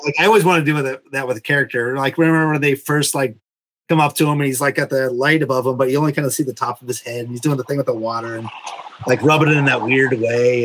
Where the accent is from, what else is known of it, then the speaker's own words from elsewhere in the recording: Massachusetts, United States; now in Vermont, United States; I grew up in Massachusetts. I live in Vermont now